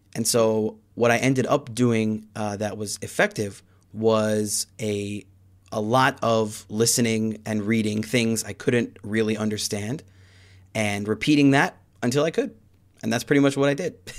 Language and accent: English; Chicago, Illinois, United States; now in Busan, South Korea; my hometown of Chicago.